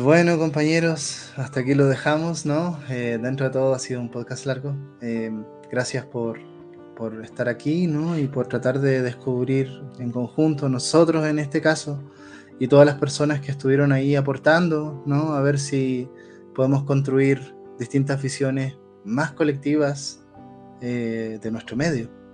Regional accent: Chile; yo vengo de, un país que acaba de tener un proceso de polarización total

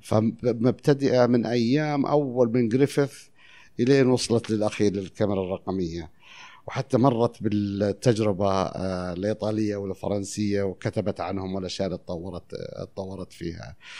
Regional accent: Taif, Makkah Province, Saudi Arabia; also born or lived in Al-Khurmah / Qassim; أنا مولود في الخرمة. إحنا أصلاً من القصيم، بس الطايف

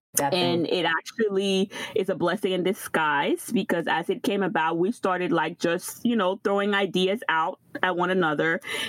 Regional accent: Florida, United States; So I am from Florida. So most of the times you could say, like, you know, if you know the Haitian culture, like the East Coast, but mostly there's a lot of presence in New York. Miami has a little Haiti. I'm from Florida.

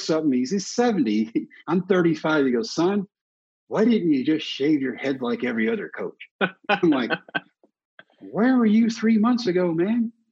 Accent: Brownwood, Texas, United States; my hometown of Brownwood

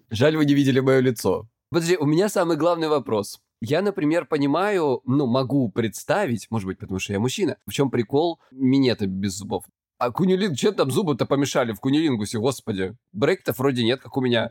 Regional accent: Krasnodar Krai, Russia; я с Кубани

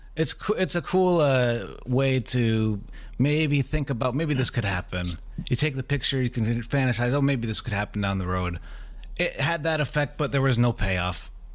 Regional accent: United States; as an American

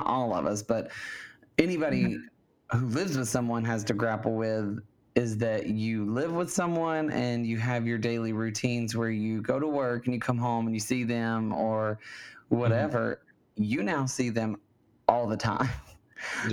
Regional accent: Alabama, United States; now in California, United States; my home state of Alabama

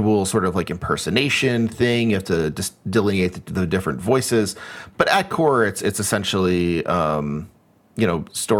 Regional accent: United States; As an American

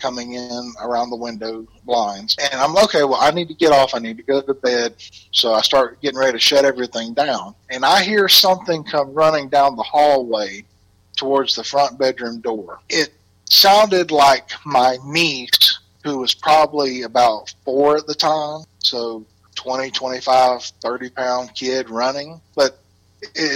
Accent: Southeast Alabama, United States; accent: Alabama; moved away as an adult; now in Indianapolis, United States; I'm originally from Southeast Alabama

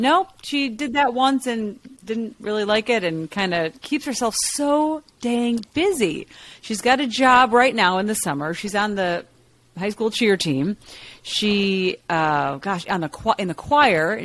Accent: Chicago, Illinois, United States; moved away; I'm from Chicago

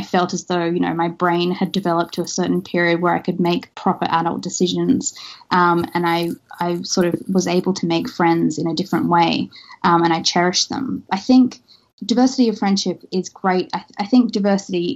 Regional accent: Australia; moved away; me being Australian originally

